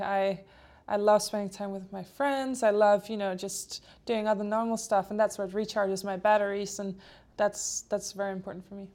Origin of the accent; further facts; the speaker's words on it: Denmark; first language Polish and Danish; English is a second language; I grew up in Denmark